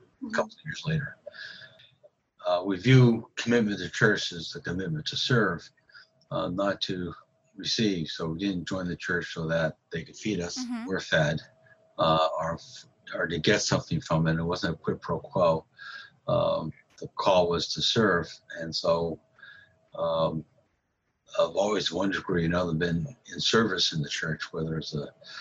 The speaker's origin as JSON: {"language": "English", "town": "Medford", "region": "Massachusetts", "country": "United States", "said": "I'm from Medford, Massachusetts"}